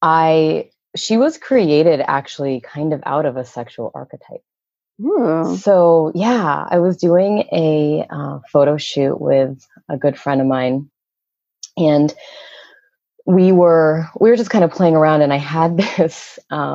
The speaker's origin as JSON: {"language": "English", "region": "Vermont", "country": "United States", "tie": "born or raised there", "also_born_or_lived": "Brooklyn, New York", "moved": "as an adult", "said": "I grew up in Vermont."}